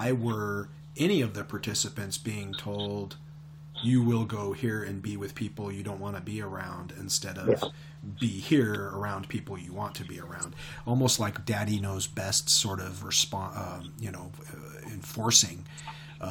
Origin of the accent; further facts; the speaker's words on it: Pacific Northwest, United States; I grew up in the Pacific Northwest in the 70s and 80s